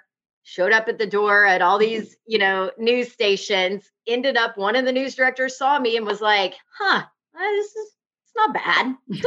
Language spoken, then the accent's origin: English; Peachtree City, Georgia, United States; moved away as an adult; also born or lived in Texas; now in Nashville, United States; I was born in Texas, but grew up in Georgia. Mm-hmm. So all of my friends went to Georgia. Like that was where you go. I was in Peachtree City, Georgia, which is like 2.5 hours, you know, from Athens.